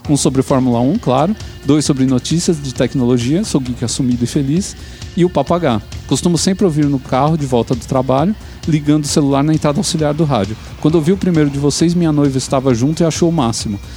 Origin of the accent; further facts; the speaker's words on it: Santo André, São Paulo, Brazil; 34 anos, sou da região do ABC Paulista, mais precisamente de Santo André.